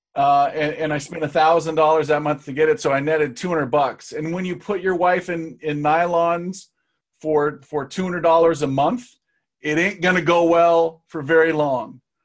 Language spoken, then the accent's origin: English; Seattle, Washington, United States; people came to Seattle, which is my hometown